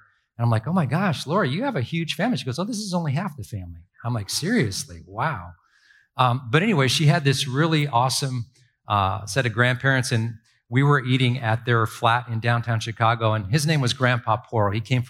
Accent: Ireland; now in United States; And honestly, I'm this Irish kid, right? And I don't have a big family. We're immigrants.

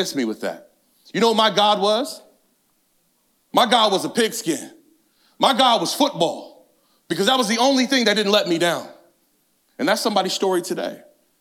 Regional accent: California, United States; I grew up in inner city California.

